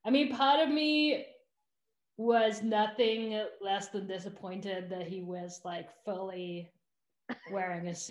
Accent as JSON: {"language": "English", "region": "England", "country": "United Kingdom", "tie": "born or raised there", "moved": "yes", "said": "I grew up in England"}